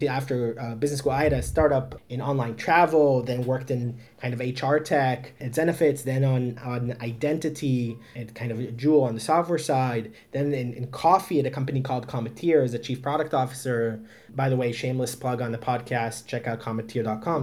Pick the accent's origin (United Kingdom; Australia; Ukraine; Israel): Israel; Haifa, Haifa District; moved away as an adult; I'm originally uh, from Haifa, Israel, born and raised